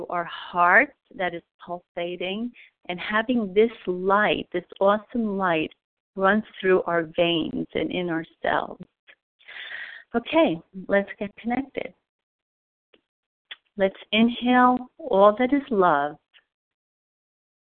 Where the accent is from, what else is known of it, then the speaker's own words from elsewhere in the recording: New York, United States; I am from New York